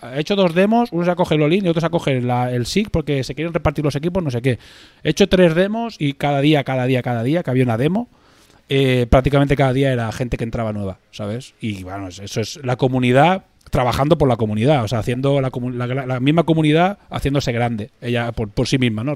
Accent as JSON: {"language": "Spanish", "country": "Spain", "said": "somos españoles y crecemos desde España"}